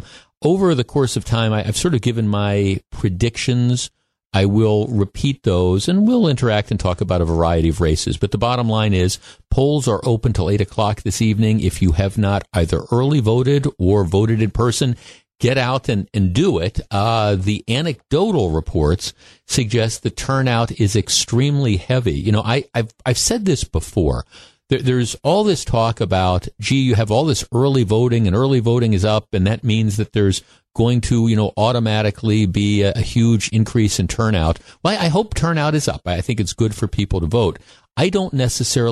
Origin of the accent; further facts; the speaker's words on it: Glendale, Wisconsin, United States; I grew up in Glendale, Wisconsin, and when I was a kid, the local elementary school, the elementary school that I went to, was the place where people went to vote